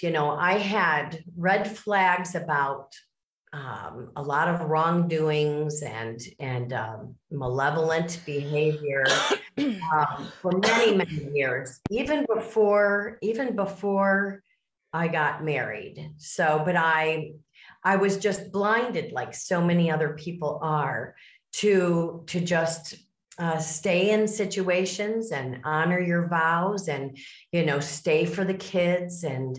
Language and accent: English; Miami, Florida, United States; born there; now in Chicago, United States; I was born in the South in Miami, Florida, and I also raised my family in the Midwest. So I am from the Chicago suburbs.